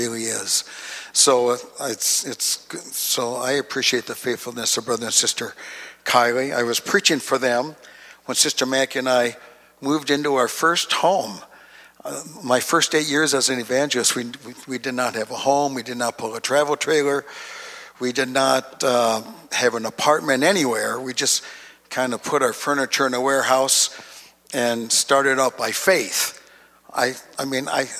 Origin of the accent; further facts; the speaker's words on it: Duluth, Minnesota, United States; I was born and raised in Duluth, Minnesota